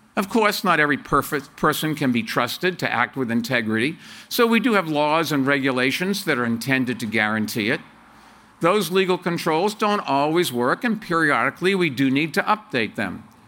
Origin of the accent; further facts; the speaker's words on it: Medford, Massachusetts, United States; moved away as an adult; also born or lived in Brookline, Massachusetts / New York City; We moved to Medford from Brookline, a few miles from here, when I was four years old